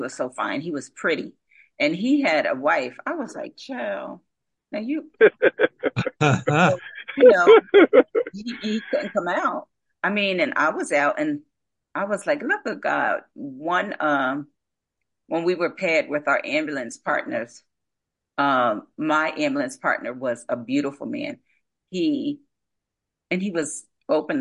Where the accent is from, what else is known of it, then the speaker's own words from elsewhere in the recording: Asbury Park, New Jersey, United States; I'm from Asbury Park, New Jersey, and we grew up in the village, the projects